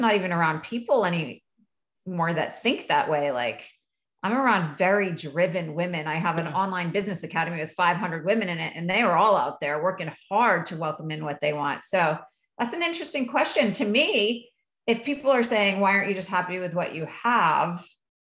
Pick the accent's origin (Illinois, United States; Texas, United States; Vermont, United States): Vermont, United States; I grew up in Vermont.